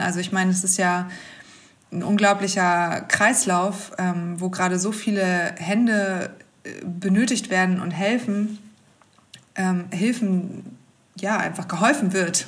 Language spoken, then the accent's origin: German; Hamburg, Germany; ich komme ja aus Hamburg